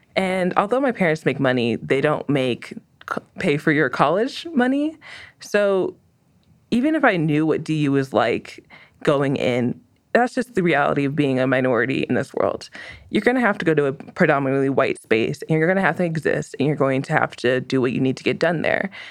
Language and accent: English; Aurora, Colorado, United States; I'm from Aurora, Colorado